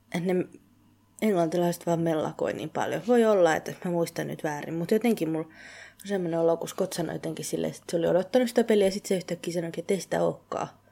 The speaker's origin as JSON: {"language": "Finnish", "country": "Finland", "moved": "yes"}